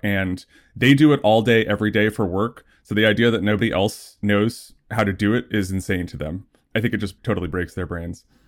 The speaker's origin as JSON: {"language": "English", "region": "New Jersey", "country": "United States", "tie": "born or raised there", "said": "I grew up in New Jersey, pretty close to New York"}